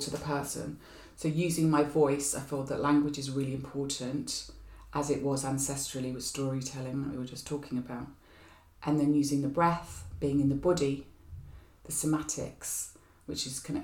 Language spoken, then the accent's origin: English; near Glastonbury, South West England, United Kingdom; now in Hackney, London, United Kingdom; I was born near Glastonbury, so there was something about going back to my roots